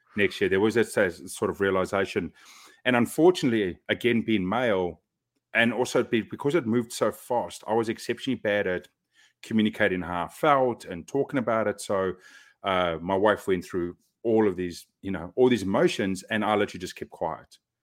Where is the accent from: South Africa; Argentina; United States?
South Africa; moved away as an adult; now in Auckland, New Zealand; growing up in South Africa